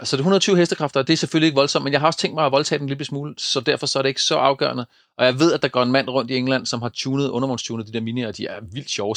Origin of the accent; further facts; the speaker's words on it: East Jutland, Central Denmark Region, Denmark; hvor jeg kommer fra over på, på Østjylland øh, i Køge